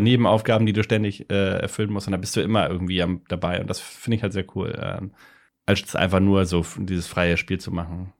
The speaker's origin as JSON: {"language": "German", "town": "Lübeck", "region": "Schleswig-Holstein", "country": "Germany", "tie": "born or raised there", "said": "Lübeck natürlich. Lübeck, okay. Schöne Stadt der Hanse an der Ostsee. Meine Heimat."}